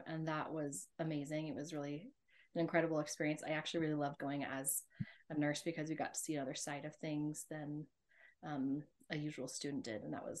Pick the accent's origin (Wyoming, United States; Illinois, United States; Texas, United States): Wyoming, United States; Star Valley; Currently we're living in Wyoming. That's where I'm from Star Valley. I grew up here.